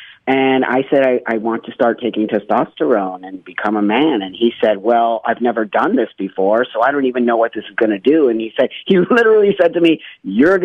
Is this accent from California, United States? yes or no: yes; Los Angeles, California, United States; I grew up in Los Angeles in the San Fernando Valley, and I was a Valley girl